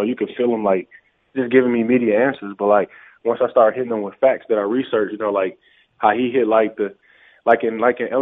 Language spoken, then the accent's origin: English; Flint, Michigan, United States; moved away as an adult; now in Utah, United States; my hometown of Flint, Michigan